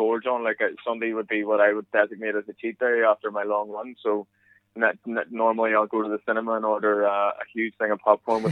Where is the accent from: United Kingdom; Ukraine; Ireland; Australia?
Ireland; accent: Irish; moved away as an adult; now in United States; as you can tell through my accent, it hasn't changed much